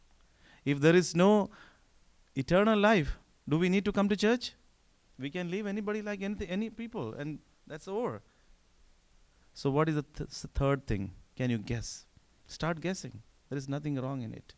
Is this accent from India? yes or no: yes; northern India, India; English is a second language; moved away as an adult; now in United States; I grew up in the north of India, but my parents were from the south